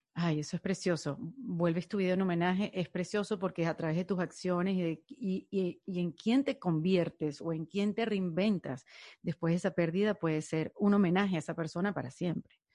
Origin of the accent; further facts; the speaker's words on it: Venezuela; moved away; seguidores que tengo de Venezuela, que muchos hemos sentido que hemos perdido un país